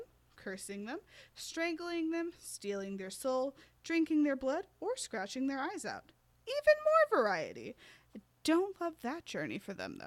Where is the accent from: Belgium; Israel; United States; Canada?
United States; we're American